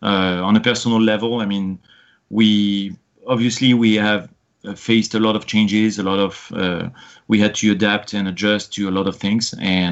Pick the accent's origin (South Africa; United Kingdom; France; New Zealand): France; English is a second language; moved away as an adult; now in United States; I'm obviously an immigrant in the U.S. I came from France, and the procedure for my green card following a fiancé visa that we did was pretty epic.